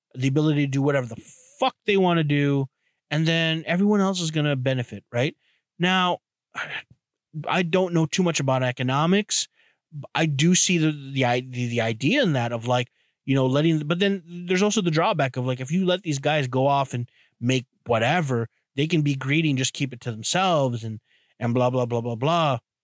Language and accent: English; Canada; as a Canadian